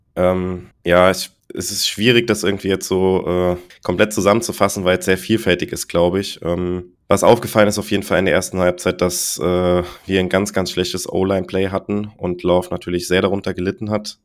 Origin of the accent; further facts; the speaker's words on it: Germany; weil wir da als Deutsche vor ihm standen